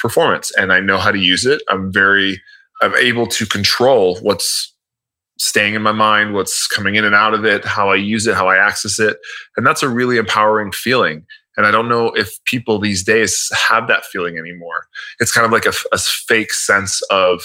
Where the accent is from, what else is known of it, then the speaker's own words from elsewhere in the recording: Miami, Florida, United States; I'm from Miami. So I know Miami very well in terms of directions and where everything is laid out